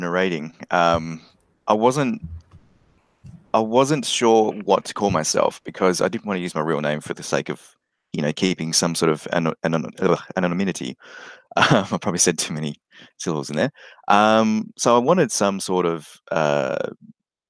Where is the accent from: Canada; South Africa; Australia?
Australia; being Australian